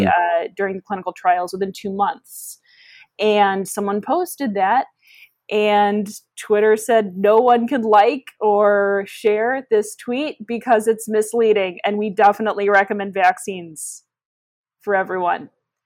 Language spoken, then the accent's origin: English; Midwest, United States; accent: Midwestern; I should have done my tweets in my residual Midwestern accent.